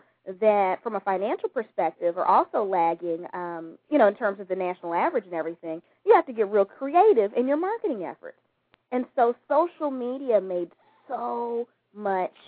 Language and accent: English; Gary, Indiana, United States; now in Houston, United States; I'm from Gary, Indiana